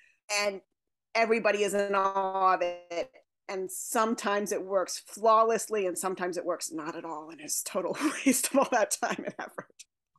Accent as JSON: {"language": "English", "country": "Cameroon", "tie": "born or raised there", "said": "And so I grew up in West Africa, in Cameroon, and the part of Cameroon I lived in was similar culturally to Appalachia in the United States"}